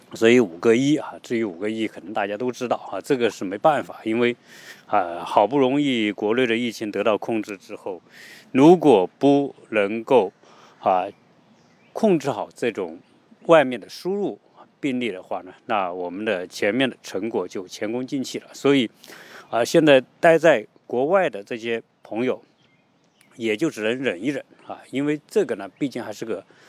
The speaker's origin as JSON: {"language": "Chinese", "country": "China", "moved": "yes", "lives_now": "United States", "said": "毕竟我们也是中国人"}